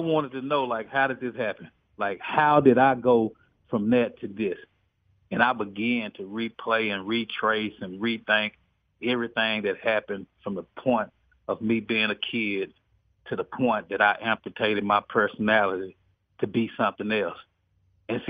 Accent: Dallas, Texas, United States; I'm from East Dallas, Southeast Dallas

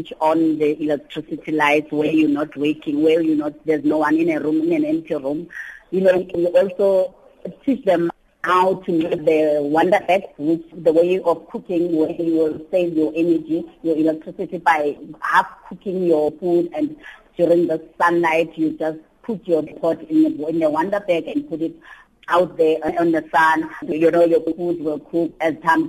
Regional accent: South Africa; we're living in the same country and we are the South African citizens

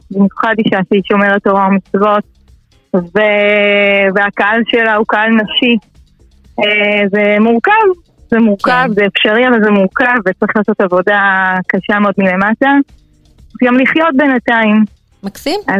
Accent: Oranit, Judea and Samaria, Israel; גדלתי באורנית, יישוב חילוני, יש בו גוש דתי, חמוד, אבל לא שם גרתי, גרתי באזור החילוני, לבית מקסים. למדתי בתיכון אלון ברמת השרון

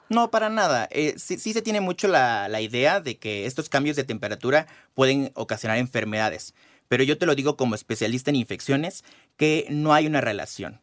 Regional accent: Veracruz, Mexico; yo soy de Veracruz y allá tenemos una humedad aproximada, aproximada del 70%

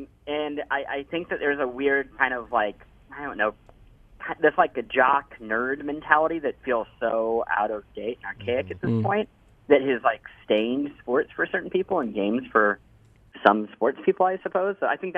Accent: Midwest, United States; I was raised in the Midwest.

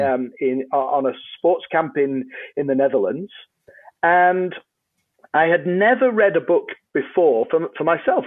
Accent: Yorkshire and the Humber, United Kingdom; I'm a Brit, uh, on, on this side of the pond. Um, I'm from a place called Yorkshire, uh, in England

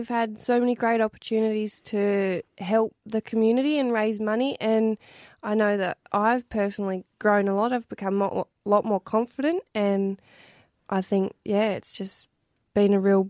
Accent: Henty, New South Wales, Australia; moved away as an adult; also born or lived in Albury; now in Wagga Wagga, Australia; I was born here, but I grew up in Henty, and I spent a little bit of time in Albury before I moved to Wagga about 3 or 4 years ago now.

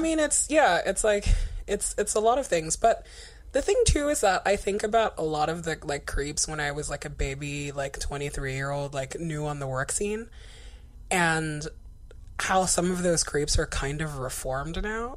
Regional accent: Guinea; now in United States; Ebola ground zero, aka Guinea, is my home country

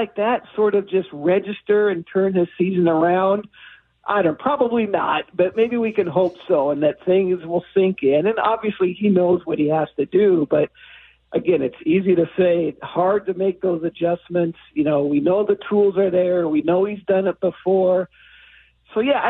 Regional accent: Seattle, Washington, United States; I grew up in Seattle.

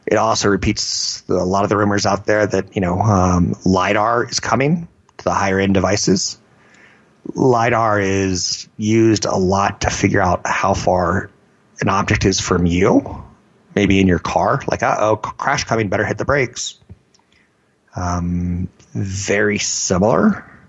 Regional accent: Germany; maybe in Germany? I'm from Germany.

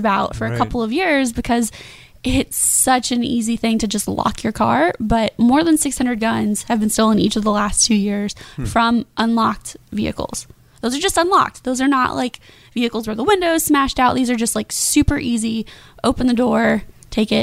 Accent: Kentucky, United States; now in Jacksonville, United States; I'm from Kentucky originally

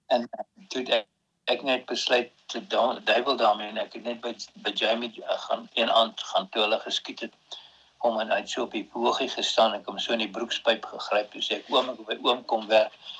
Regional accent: Bethlehem, Free State, South Africa; also born or lived in Karoo / Prieska; ek het eintlik in die Weshuis groot geword. die Charlotte Tron kinderhuis in in in Bethlehem

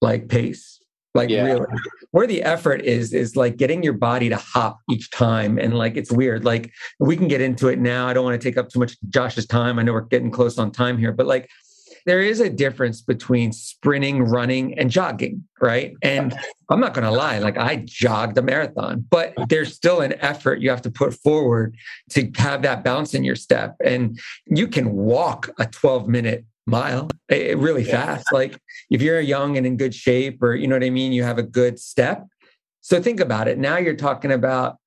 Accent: Delaware, United States; I'm from Delaware, right? I live in Delaware.

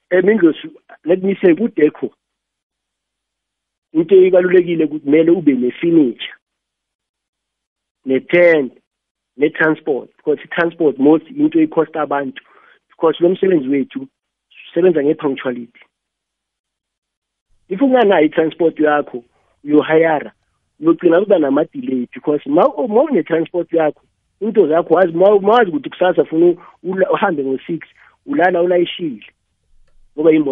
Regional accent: Dennilton, Limpopo, South Africa; ngiya ngasedanalton ngaselimpopo le edanalton

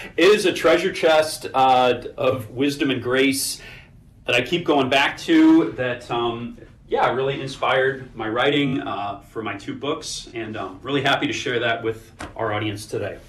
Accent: St. Louis, Missouri, United States; moved away as an adult; now in Milwaukee, United States; My hometown is beautiful St. Louis, Missouri

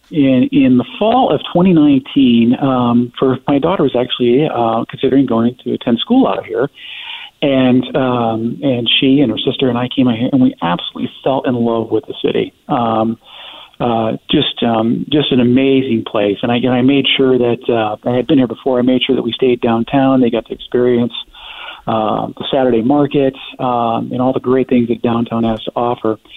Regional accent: Denver, Colorado, United States; I, I come from Denver, which has, you know, it has uh, its own issues with homelessness

